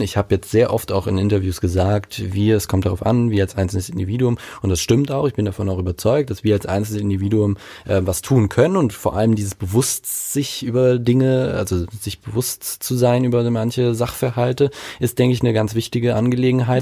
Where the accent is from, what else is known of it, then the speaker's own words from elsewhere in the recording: Mainz, Rhineland-Palatinate, Germany; ich komme aus Mainz, genauer gesagt aus Laubenheim